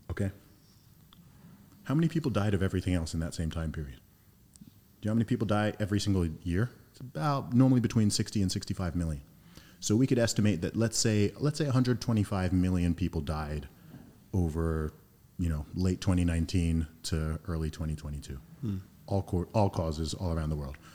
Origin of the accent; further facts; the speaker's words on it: Saudi Arabia; also born or lived in United Kingdom; my family's originally from Nigeria. I grew up in Saudi Arabia, heavy exposure to uh, America via the school system, traveled to lots of countries, obviously born in the UK, went to school and university in the UK for some time.